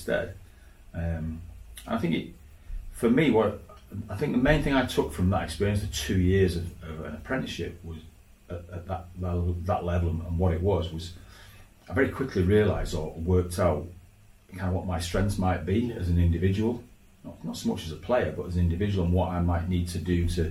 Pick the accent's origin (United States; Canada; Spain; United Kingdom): United Kingdom; Leeds, Yorkshire and the Humber; I was still playing for Leeds Schoolboys, which was about 15, 16 when I was going to leave high school. And then I was playing for my local team, which was Ruffle Juniors. Back in Leeds